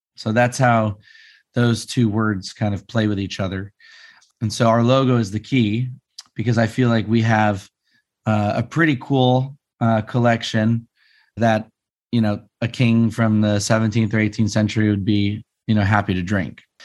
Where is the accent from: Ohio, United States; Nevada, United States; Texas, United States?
Nevada, United States; Las Vegas; I grew up in Vegas